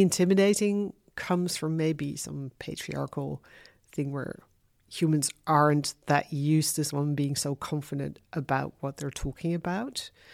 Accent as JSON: {"language": "English", "town": "Haarlem", "region": "North Holland", "country": "Netherlands", "also_born_or_lived": "London / Amsterdam", "moved": "yes", "said": "I'm originally from Haarlem"}